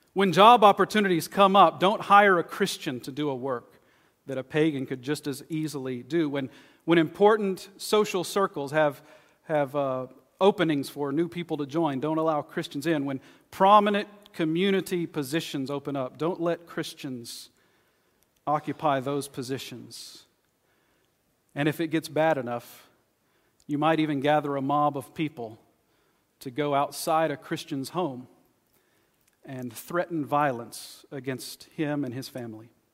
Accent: East Texas, United States; where I grew up in East Texas.

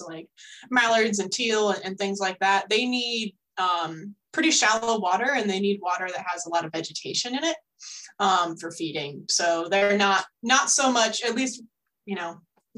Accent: Northwestern Ohio, United States; I grew up in Northwestern Ohio

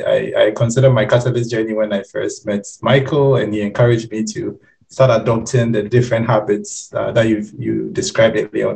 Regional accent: Ghana; now in Germany; I'm Ghanaian. I live currently in Germany.

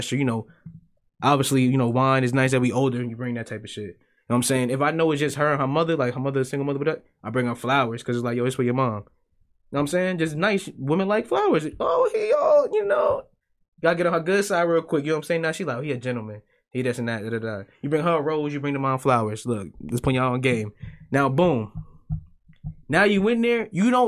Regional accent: United States; I'm American

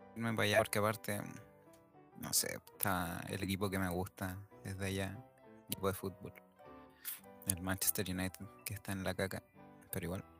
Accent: Chile; nosotros en Chile somos los europeos de, Sudamérica.

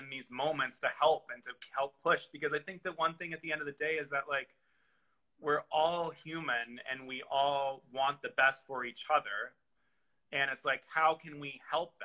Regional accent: the South, United States; I grew up in the South

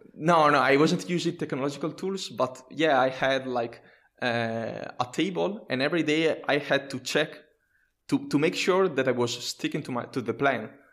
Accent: Italy; English is a second language; I'm a software engineer and a technical writer from, uh, Italy

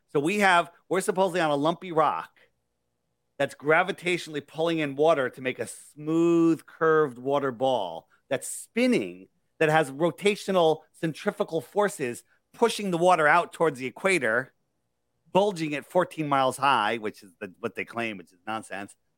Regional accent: California, United States; I'm from Cali

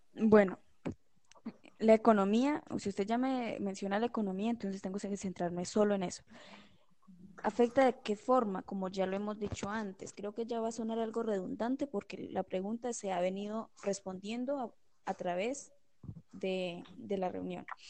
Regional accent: Colombia; los colombianos

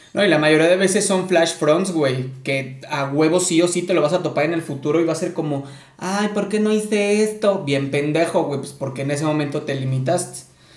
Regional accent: Córdoba, Veracruz, Mexico; Yo soy de Córdoba, Veracruz

